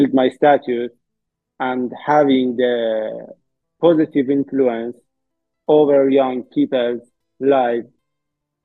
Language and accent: English; Iran; born or raised there